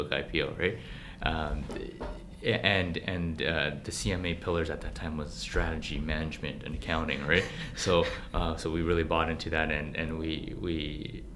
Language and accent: English; Vancouver, British Columbia, Canada; also born or lived in Beijing / Burnaby; I was born in Beijing, actually, and I moved to Vancouver when I was very young, at the age of six. So I grew up in Vancouver